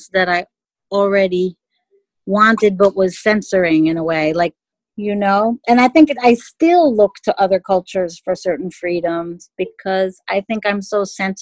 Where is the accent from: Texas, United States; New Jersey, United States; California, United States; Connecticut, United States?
Connecticut, United States; also born or lived in Mexico City, Mexico / New York City, United States / Paris, France; I moved from New York City back to my hometown, there was a boom, a huge boom. I was literally like immersed in language and everything right here in Connecticut